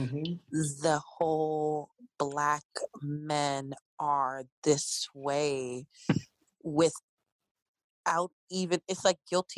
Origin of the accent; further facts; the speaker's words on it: Arlington, Virginia, United States; I grew up in Arlington.